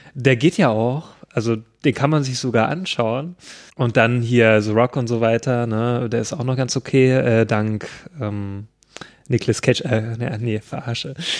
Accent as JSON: {"language": "German", "region": "Thuringia", "country": "Germany", "said": "wo ich herkomme, aus dem schönen Thüringen"}